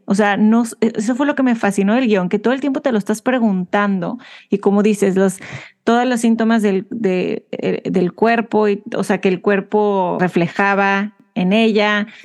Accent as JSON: {"language": "Spanish", "country": "Mexico", "said": "Como mexicana, mujer comunicóloga"}